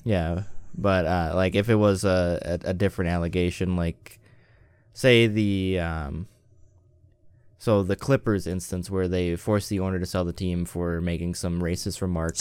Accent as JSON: {"language": "English", "region": "Western Wisconsin", "country": "United States", "tie": "born or raised there", "said": "I grew up in Western Wisconsin"}